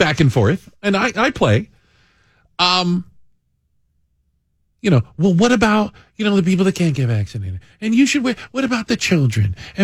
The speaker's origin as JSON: {"language": "English", "town": "Tucson", "region": "Arizona", "country": "United States", "tie": "born or raised there", "moved": "yes", "said": "I grew up in Tucson"}